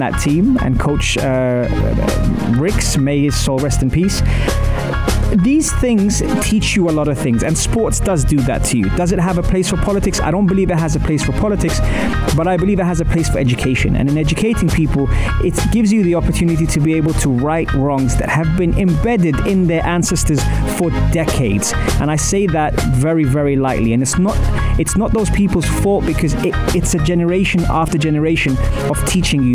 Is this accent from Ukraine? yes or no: no; London, United Kingdom; growing up in London